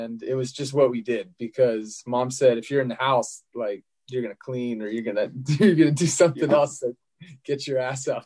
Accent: Annapolis, Maryland, United States; now in Sacramento, United States; I grew up in Annapolis, Maryland, which is a few hours south of New York

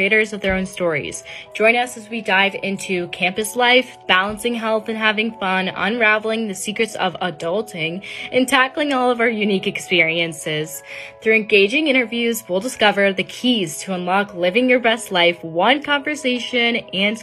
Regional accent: Ohio, United States; I'm from Ohio and it's actually really close to Toronto, like in the States.

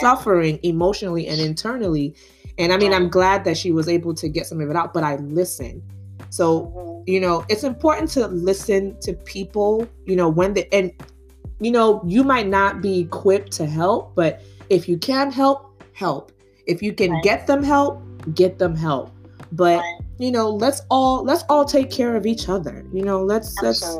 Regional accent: Nigeria; I'm Nigerian.

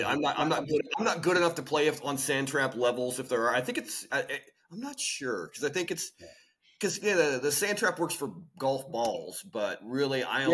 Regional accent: Oklahoma, United States; now in Los Angeles, United States; I am from Oklahoma.

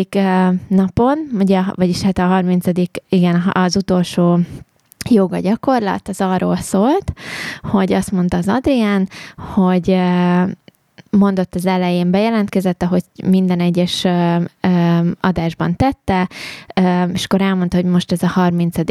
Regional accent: Mezőkövesd, Borsod-Abaúj-Zemplén, Hungary; én arról a környékről származom egyébként, ugye oh. mezőkövesd ott

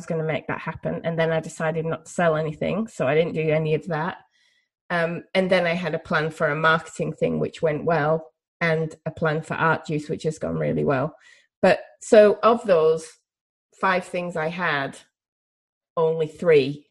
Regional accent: Yorkshire and the Humber, United Kingdom; also born or lived in United States; there's the Yorkshire part of my brain or the Northern England part of my brain

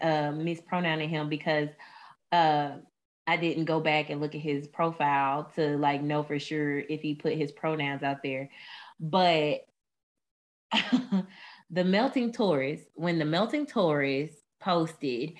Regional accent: the South, United States; growing up in the South and then being a person of color

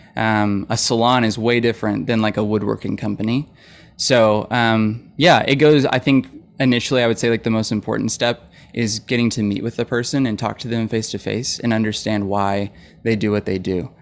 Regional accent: Fayetteville, Arkansas, United States; I grew up in Fayetteville

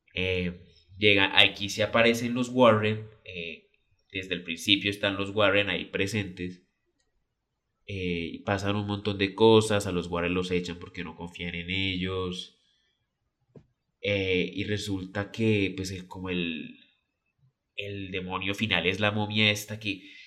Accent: Colombia; yo soy colombiano

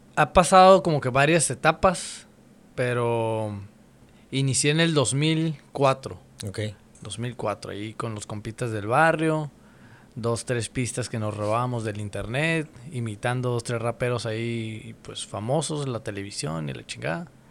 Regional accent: Mexicali, Baja California, Mexico; soy de Mexicali, y pues ya tengo rato aquí

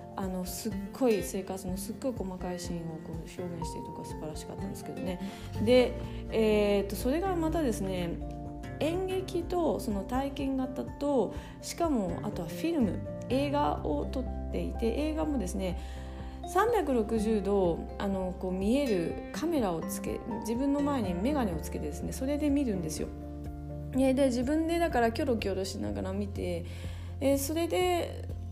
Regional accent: Japan; moved away as an adult; also born or lived in Munich, Germany; now in Germany; 日本で生まれ育ってここにいる

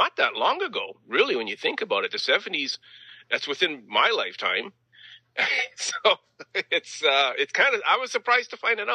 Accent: the Prairies, Canada; being good Canadian kids

